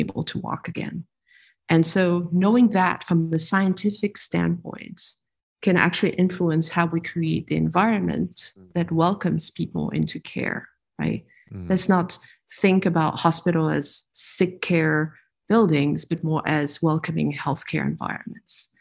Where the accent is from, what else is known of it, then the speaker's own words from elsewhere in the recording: France; moved away as an adult; also born or lived in New York / Texas / California; now in San Francisco, United States; I'm a French Vietnamese individual who was born and raised in France, partially educated there. And then I moved to the US. How old was I? 23